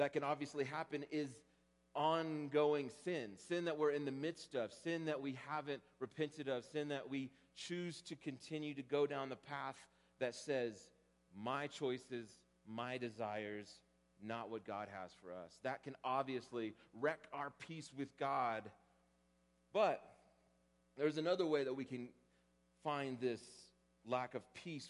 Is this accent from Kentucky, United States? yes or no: no; Texas, United States; growing up in Texas and doing two-a-days in August